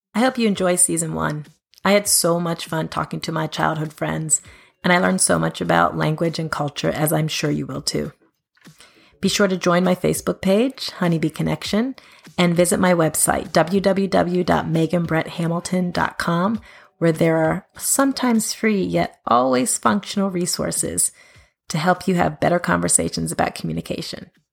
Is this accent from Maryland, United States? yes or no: yes; Montgomery County, Maryland, United States; first language mainstream American English; moved away as an adult; I grew up in Montgomery County, Maryland, from K through twelfth grade